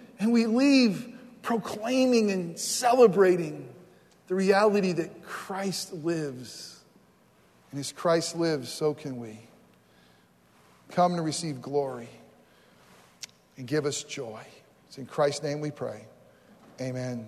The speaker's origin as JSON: {"language": "English", "region": "New York", "country": "United States", "tie": "born or raised there", "also_born_or_lived": "Florida / New Jersey", "moved": "as an adult", "said": "I grew up in New York"}